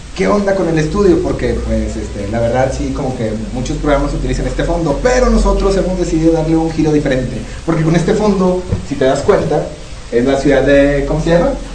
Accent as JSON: {"language": "Spanish", "country": "Mexico", "said": "En México, eh, nosotros"}